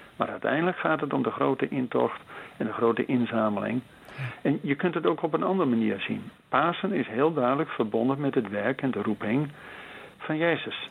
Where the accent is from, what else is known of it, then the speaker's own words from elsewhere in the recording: Netherlands; als Nederlanders zijn we dat niet gewend.